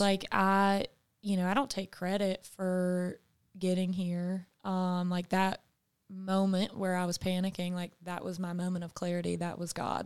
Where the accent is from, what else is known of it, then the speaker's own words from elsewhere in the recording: the South, United States; also born or lived in California; as a Southern woman, and that's just something that's been ingrained into me.